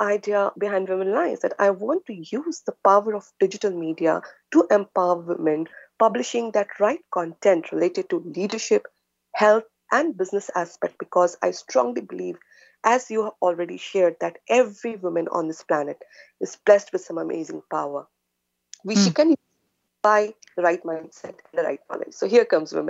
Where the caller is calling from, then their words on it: Singapore; I am connecting from Singapore, and It is very early morning, 2 a.m. plus for us.